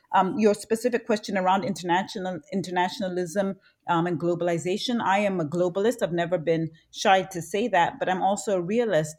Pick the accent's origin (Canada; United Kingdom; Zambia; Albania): Zambia; born and raised in Zambia